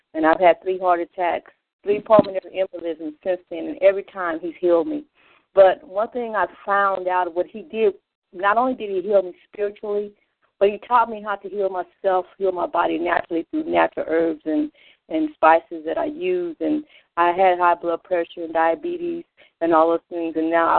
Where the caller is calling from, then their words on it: Phoenix, Arizona, United States; I'm calling in from Phoenix, Arizona.